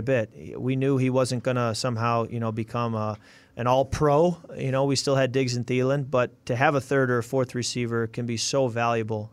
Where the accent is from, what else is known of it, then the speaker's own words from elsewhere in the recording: Chicago, Illinois, United States; also born or lived in Michigan; now in Minnesota, United States; I grew up in Chicago, so naturally I was a Bear fan